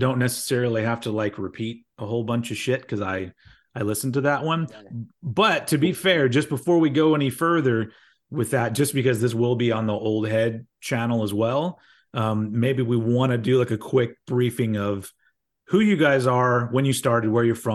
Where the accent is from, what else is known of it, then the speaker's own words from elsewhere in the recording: United States; I am an American